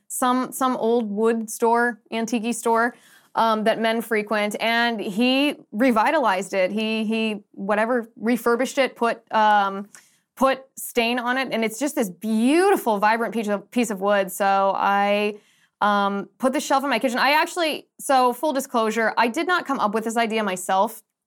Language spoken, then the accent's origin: English; United States; I'm very American